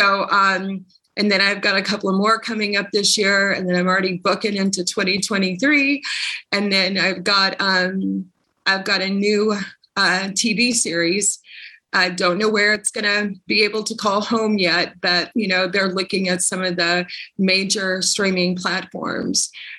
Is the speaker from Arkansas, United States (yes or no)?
yes; Arkansas, United States; So I'm originally from my home state of Arkansas, and that's where I currently reside.